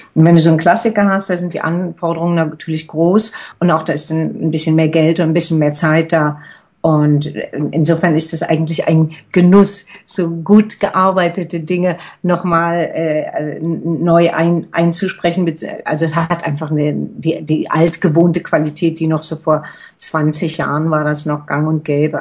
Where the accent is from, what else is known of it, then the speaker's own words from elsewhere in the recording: Berlin, Germany; moved away as an adult; also born or lived in Zurich; als ich hier nach Berlin zurückgegangen äh, bin, in meine Heimatstadt